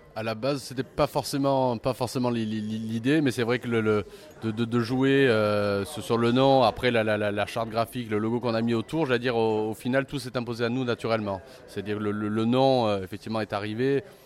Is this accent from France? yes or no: yes; Marseille, Provence-Alpes-Côte d'Azur, France; On est de Marseille